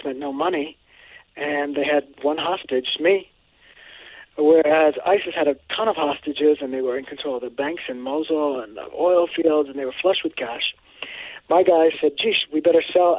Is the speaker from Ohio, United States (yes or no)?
no; Cambridge, Massachusetts, United States; also born or lived in Woodstock, Vermont; I grew up in Cambridge, Massachusetts, and Woodstock, Vermont.